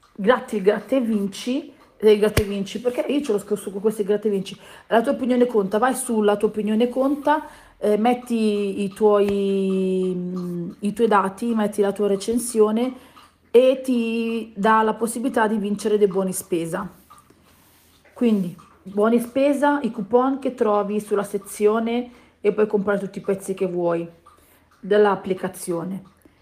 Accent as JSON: {"language": "Italian", "region": "Southern Italy", "country": "Italy", "said": "noi che siamo terroni"}